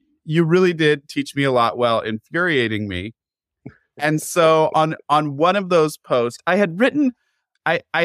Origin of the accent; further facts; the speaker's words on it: Pacific Northwest, United States; we're both from the Pacific Northwest